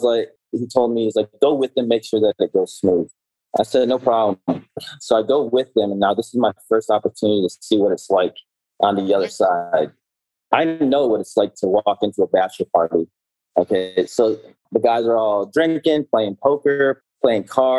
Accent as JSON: {"language": "English", "town": "Detroit", "region": "Michigan", "country": "United States", "tie": "born or raised there", "said": "I grew up in Detroit, Michigan"}